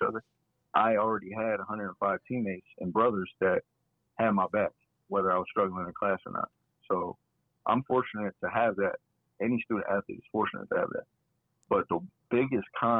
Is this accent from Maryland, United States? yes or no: no; Akron, Ohio, United States; born or raised there; moved away as an adult; now in Toledo, United States